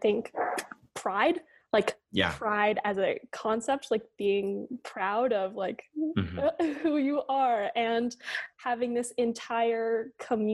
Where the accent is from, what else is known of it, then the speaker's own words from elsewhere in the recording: the Bay Area, California, United States; I grew up in the Bay Area